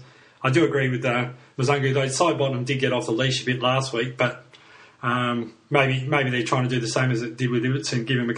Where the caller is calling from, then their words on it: Perth, Western Australia, Australia; I'm calling from Perth